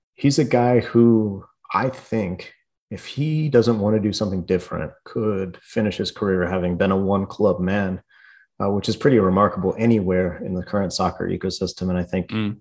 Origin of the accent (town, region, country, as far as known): Fort Worth, Texas, United States; born or raised there; moved away as an adult; also born or lived in Kansas; now in Mexico